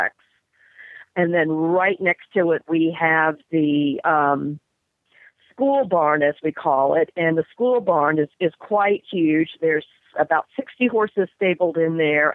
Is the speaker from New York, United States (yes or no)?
no; Lake Charles, Louisiana, United States; also born or lived in New Jersey; now in Ohio, United States; originally, long, long time ago, Lake Charles, Louisiana